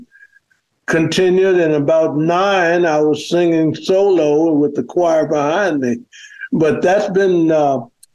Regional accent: Memphis, Tennessee, United States; now in Atlanta, United States; I grew up in Memphis and lived about six blocks away from the Stax studio

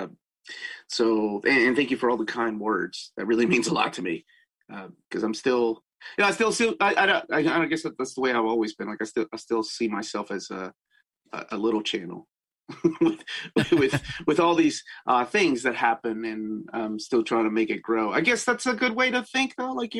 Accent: Peru; moved away; I grew up in Peru

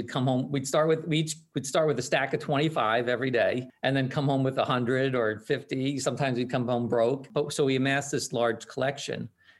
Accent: New York, United States; also born or lived in Queens, New York; I was born in Queens, but growing up right outside of New York City

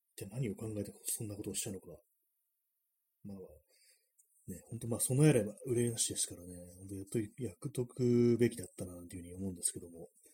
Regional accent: Tokyo, Japan; 私はまあちょっと東京生まれ

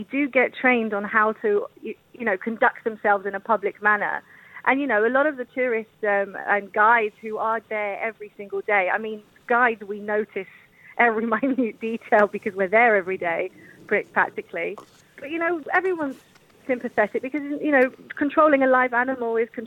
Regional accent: London, United Kingdom; I'm proud as a Londoner to be able to share it.

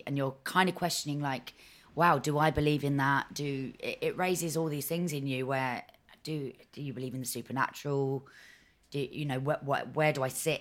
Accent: London, United Kingdom; moved away as an adult; also born or lived in Camden / Hackney; now in Hertfordshire, United Kingdom; I grew up in North London, Enfield.

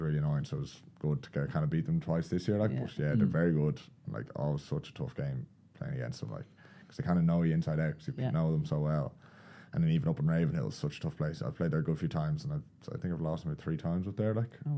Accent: Kildare, Leinster, Ireland; I drive back home then to Kildare

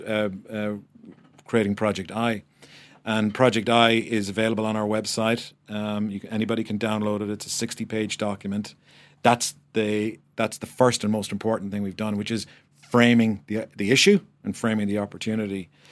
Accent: Ireland; But as an Irish person, a person who believes passionately in the country

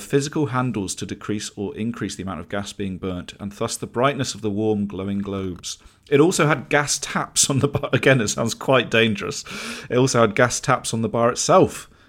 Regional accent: Harrogate, Yorkshire and the Humber, United Kingdom; I grew up in Harrogate and frequented a lovely little pub called Hales Bar in my formative years.

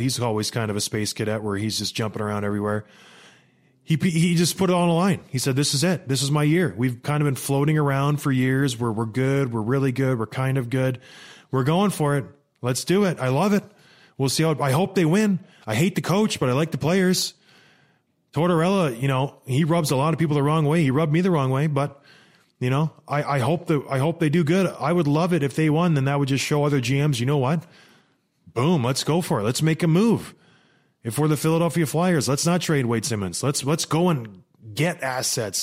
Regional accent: St. Catharines, Ontario, Canada; moved away; also born or lived in Edmonton, Alberta; I was born in Edmonton, raised in Saint Catharines.

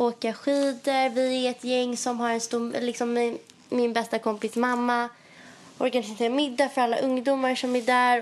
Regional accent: Stockholm, Stockholm County, Sweden; moved away as an adult; now in Paris, France; att vara hemma i Stockholm

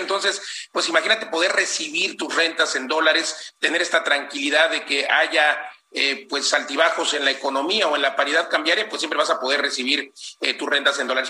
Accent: Mexico; Somos los mexicanos

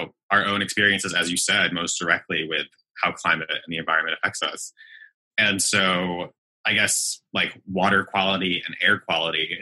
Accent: United States; being an American

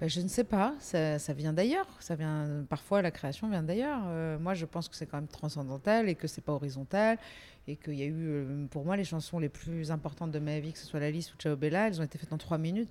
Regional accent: Nice, Provence-Alpes-Côte d'Azur, France; moved away as an adult; also born or lived in Paris; j'ai quitté Nice et je suis montée à Paris. Je dis montée parce qu'on est, on est niçois ou on l'est pas

